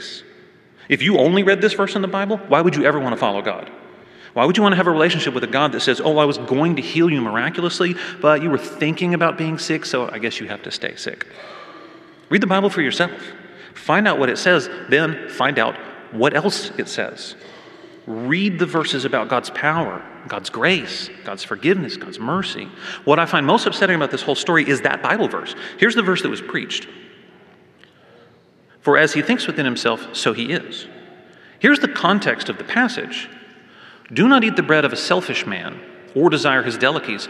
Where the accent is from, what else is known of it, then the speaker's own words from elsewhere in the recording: Waco, Texas, United States; now in Fort Worth, United States; I grew up in Waco, and although I now call Fort Worth my home